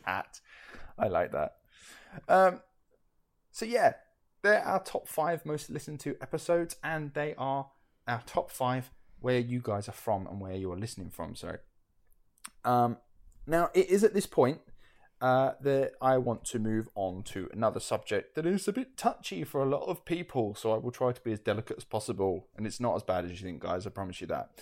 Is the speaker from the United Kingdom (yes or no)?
yes; United Kingdom; we're from the United Kingdom.